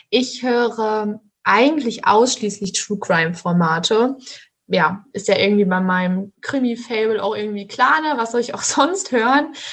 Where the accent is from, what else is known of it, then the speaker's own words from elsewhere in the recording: Münster, North Rhine-Westphalia, Germany; Ich komme tatsächlich aus Münster und finde es einfach so toll hier, dass ich direkt mal geblieben bin